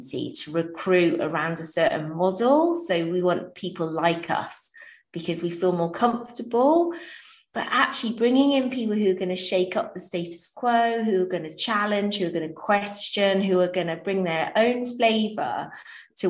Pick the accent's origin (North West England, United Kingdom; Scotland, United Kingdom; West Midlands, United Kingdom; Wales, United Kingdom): Wales, United Kingdom; I grew up in Wales.